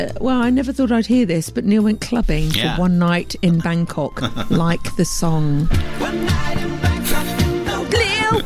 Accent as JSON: {"language": "English", "town": "Cardiff", "region": "Wales", "country": "United Kingdom", "said": "I'm from Cardiff."}